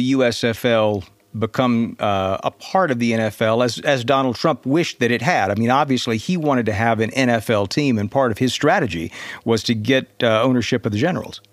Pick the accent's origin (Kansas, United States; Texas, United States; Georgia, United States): Georgia, United States; growing up in Georgia at the time